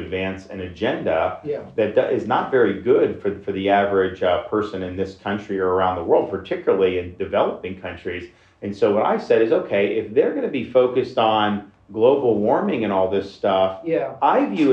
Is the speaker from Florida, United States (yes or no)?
yes; Dunedin, Florida, United States; I never experienced any environment growing up in Dunedin, Florida